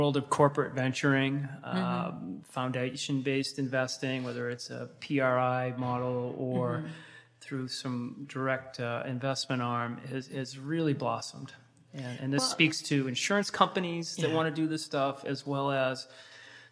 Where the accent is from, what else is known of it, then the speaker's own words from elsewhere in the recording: east of Worcester, Massachusetts, United States; I grew up east of Worcester